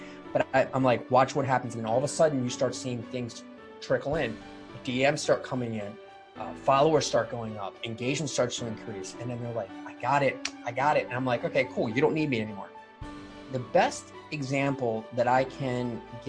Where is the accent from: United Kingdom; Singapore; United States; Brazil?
United States; Baltimore, Maryland; I'm in Baltimore, Maryland, my hometown